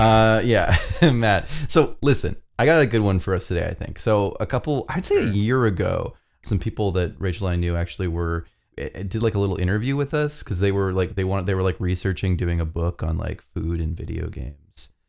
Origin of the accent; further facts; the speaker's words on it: Canada; as a Canadian who doesn't have access to Dunkin' Donuts